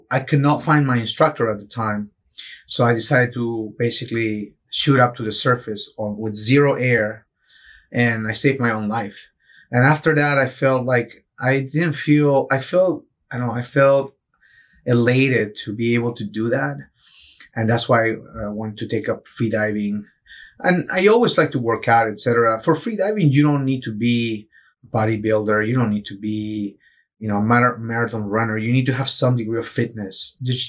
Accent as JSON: {"language": "English", "country": "Peru", "tie": "born or raised there", "also_born_or_lived": "Michigan", "moved": "yes", "lives_now": "Tampa Bay, United States", "said": "I grew up in Peru, so I grew up surfing in the coast."}